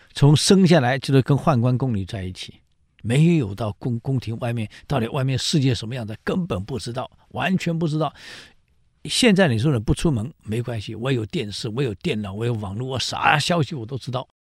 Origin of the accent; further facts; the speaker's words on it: Taiwan; 我们台湾人